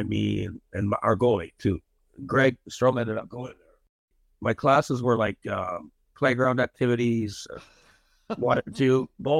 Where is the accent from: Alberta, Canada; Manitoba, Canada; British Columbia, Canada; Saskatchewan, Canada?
Saskatchewan, Canada; Melfort; also born or lived in Hudson Bay, Saskatchewan; now in Alaska, United States; So I was born there. Then I grew up in Melfort, Saskatchewan. We moved there. That's where I played my minor hockey.